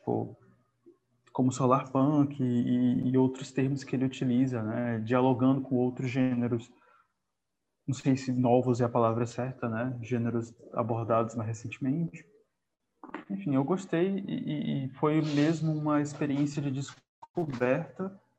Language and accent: Portuguese; Piauí, Brazil; born there; also born or lived in Pará / Rio Grande do Sul; eu sou nordestino, nascido no Piauí, mas sempre fiquei mudando de estado. Então, eu fui para o Pará e ficou numa, numa, desenvolvi uma identidade lá, e depois fui para o Rio Grande do Sul, depois voltei para cá